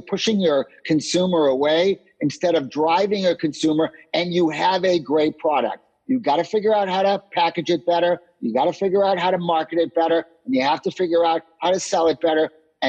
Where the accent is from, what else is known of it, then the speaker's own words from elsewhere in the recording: Boston, Massachusetts, United States; I'm from Boston as well.